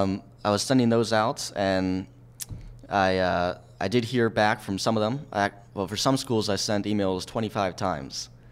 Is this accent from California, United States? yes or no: no; Lancaster, Pennsylvania, United States; moved away as an adult; now in Philadelphia, United States; my hometown area